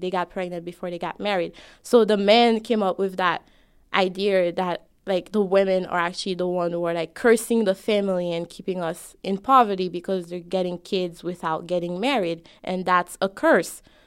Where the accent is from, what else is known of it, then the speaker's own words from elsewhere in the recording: Haiti; now in United States; I'm both an American me and a Haitian me